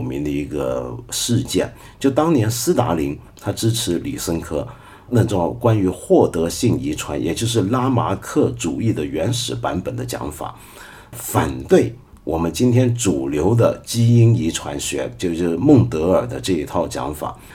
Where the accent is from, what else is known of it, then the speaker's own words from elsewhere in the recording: Taiwan; 我那个时候在台湾八十年代头的时候在台湾